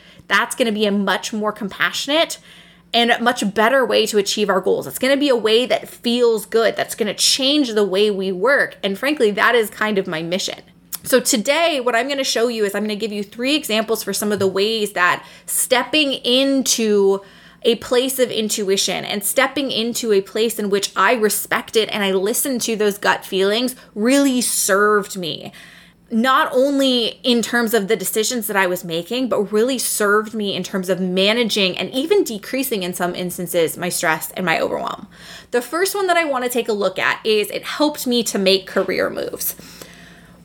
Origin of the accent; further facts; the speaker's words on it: Seattle, Washington, United States; moved away as an adult; now in Michigan, United States; I was from Seattle